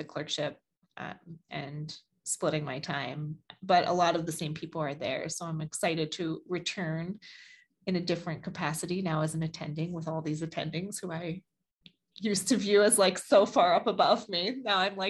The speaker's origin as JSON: {"language": "English", "town": "Baltimore", "region": "Maryland", "country": "United States", "tie": "born or raised there", "said": "I was born and raised in Baltimore"}